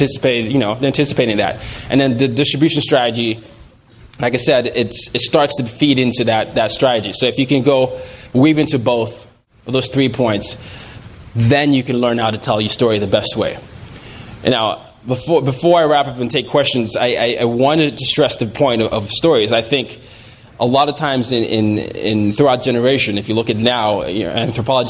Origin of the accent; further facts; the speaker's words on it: Nigeria; I'm from Nigeria